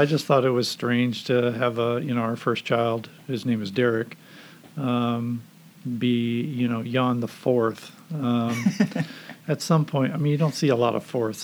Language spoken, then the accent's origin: English; Southern California, United States; also born or lived in Rotterdam, Netherlands / Indianapolis, Indiana; we moved to Southern California, to the Valley area, and my dad was a landscaper and worked there, and I went to elementary school there